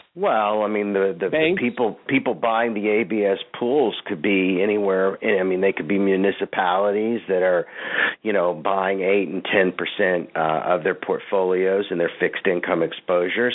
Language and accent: English; Fort Worth, Texas, United States; I grew up in Fort Worth, Texas